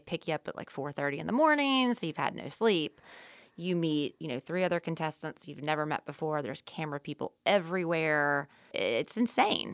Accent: the South, United States; we grew up in the South

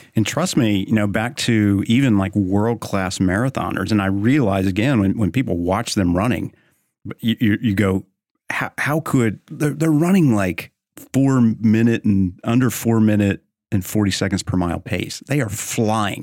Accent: Oklahoma, United States; now in Texas, United States; I'm from Oklahoma. I live in Texas

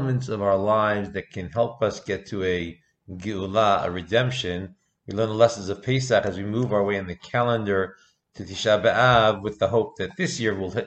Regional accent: United States; moved away; I grew up in America, I grew up in the US

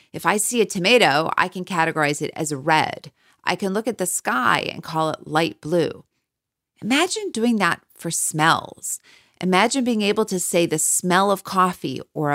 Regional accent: Winnipeg, Manitoba, Canada; I grew up in Winnipeg, in Canada, where it can reach minus 40 degrees

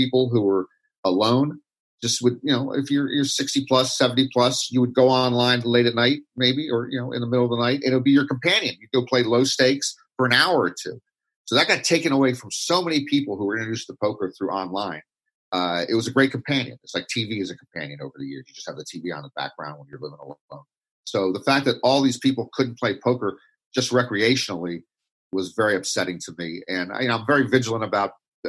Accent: Washington, District of Columbia, United States; I grew up in Washington, D.C.

